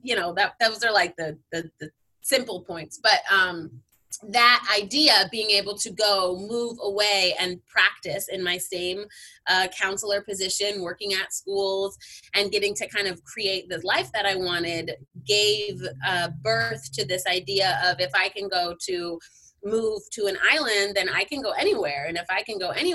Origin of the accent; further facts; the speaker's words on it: Southern California, United States; also born or lived in San Francisco; I am born and raised in Southern California